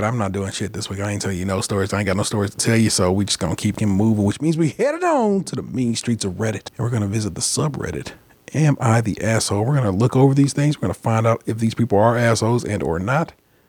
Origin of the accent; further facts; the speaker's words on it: United States; I'm American. I was born in America. My parents were born in America, and I am a person of color.